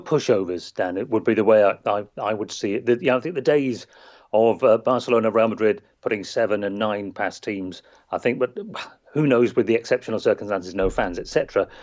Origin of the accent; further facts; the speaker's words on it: England, United Kingdom; as we say in England